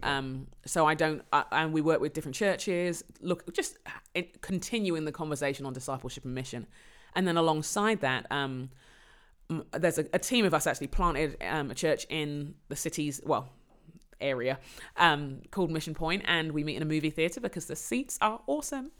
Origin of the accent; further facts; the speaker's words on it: London, United Kingdom; I was born in London. I'm, um, Londoner by birth and conviction